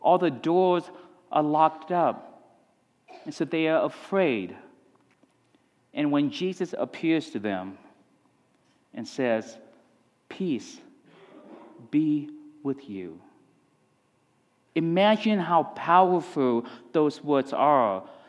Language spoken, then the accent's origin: English; Texas, United States; This is Colorado is the place where growing up in Texas is where I learned to ski.